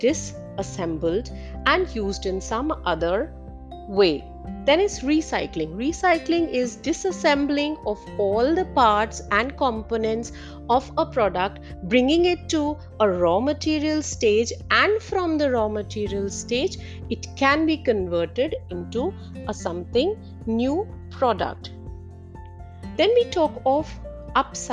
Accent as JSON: {"language": "English", "country": "India"}